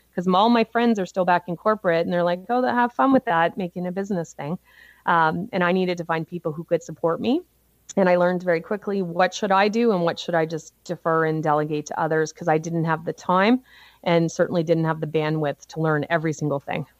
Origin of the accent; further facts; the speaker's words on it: Cole Harbour, Nova Scotia, Canada; I grew up on the east coast of Canada in Nova Scotia in a little place called Cole Harbor.